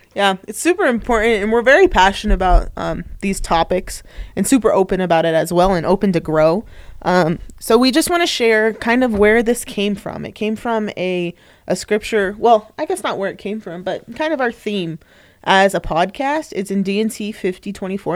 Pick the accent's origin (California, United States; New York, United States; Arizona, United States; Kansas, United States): Arizona, United States; Tempe; moved away as an adult; also born or lived in Flagstaff, Arizona; now in Utah, United States; I grew up in Tempe, Arizona, um, right by Arizona State University